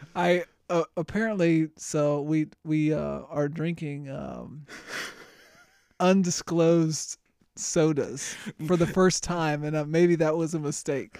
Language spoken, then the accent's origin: English; Florida, United States; moved away; I grew up in Florida